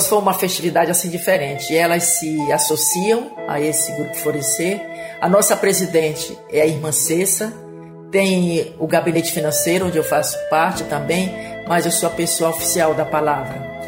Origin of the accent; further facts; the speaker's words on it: Belém, Pará, Brazil; moved away as an adult; also born or lived in São Paulo; now in Aracaju, Brazil; Nasci em Belém do Pará